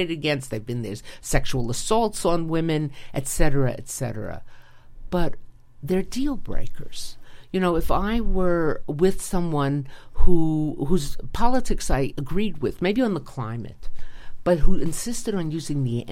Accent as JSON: {"language": "English", "country": "United States", "said": "as an American woman."}